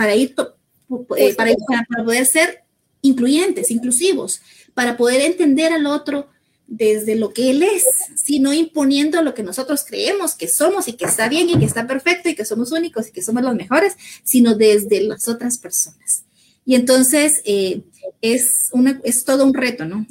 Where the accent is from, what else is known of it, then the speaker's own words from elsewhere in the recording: San José Chacayá, Sololá, Guatemala; yo crecí en San José Chacayá, Solola